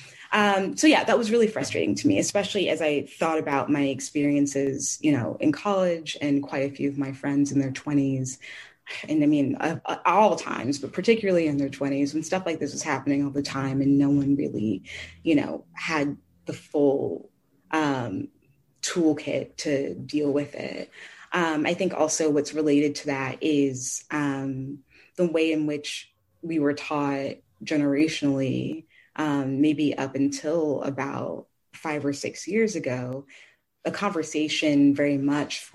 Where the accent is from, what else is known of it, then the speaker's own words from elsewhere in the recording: St. Louis, Missouri, United States; I grew up in St. Louis